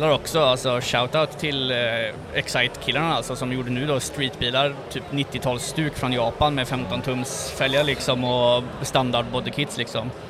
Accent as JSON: {"language": "Swedish", "country": "Sweden"}